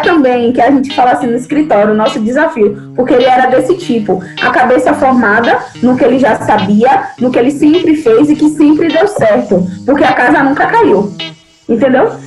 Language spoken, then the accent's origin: Portuguese; Salvador, Bahia, Brazil; also born or lived in Niterói, Rio de Janeiro; de lá para cá eu cresci aqui